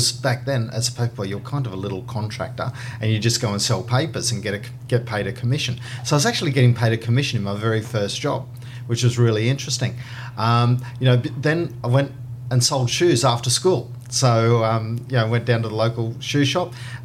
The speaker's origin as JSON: {"language": "English", "town": "Sydney", "region": "New South Wales", "country": "Australia", "tie": "born or raised there", "moved": "yes", "lives_now": "Brisbane, Australia", "said": "I was born down in Sutherland Shire in Sydney"}